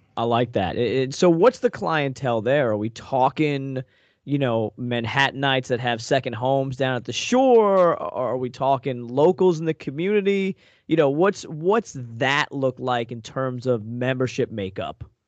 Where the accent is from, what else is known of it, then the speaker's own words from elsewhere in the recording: Long Island, New York, United States; now in Northeast Pennsylvania, United States; I grew up on Long Island